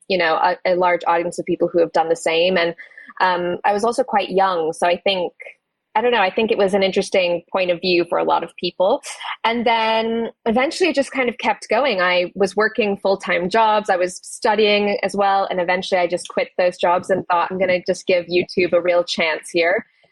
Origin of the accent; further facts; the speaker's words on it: Canada; moved away as an adult; now in United Kingdom; I'm originally from Canada. I moved to the UK when I just turned 19